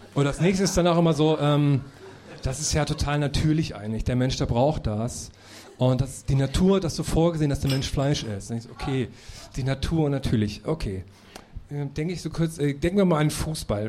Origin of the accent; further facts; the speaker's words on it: Thuringia, Germany; moved away; wenn ich in meine Thüringer Heimat fahre